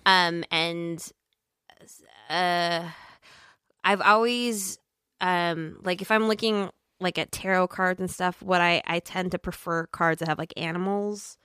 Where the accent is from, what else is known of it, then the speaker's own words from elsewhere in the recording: Minnesota, United States; I'm from Minnesota